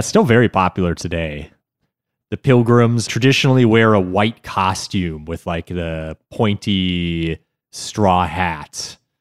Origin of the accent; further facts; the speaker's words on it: United States; as an American